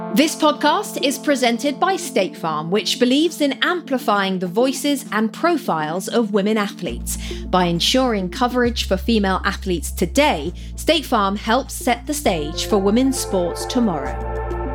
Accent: England, United Kingdom; moved away; growing up in England

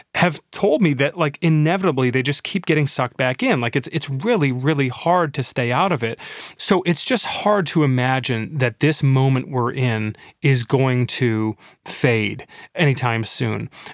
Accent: Michigan, United States; Floodgate in my hometown

